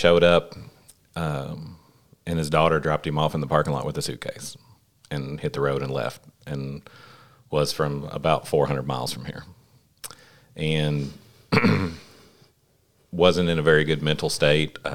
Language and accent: English; Paragould, Arkansas, United States; I was born in Paragould, raised in Paragould.